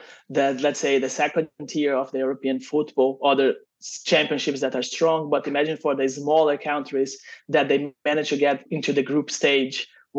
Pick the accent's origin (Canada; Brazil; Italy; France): Brazil; as I'm from Brazil